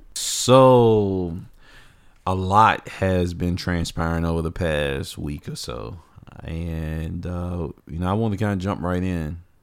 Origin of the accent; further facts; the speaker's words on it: Virginia, United States; my home state, Virginia.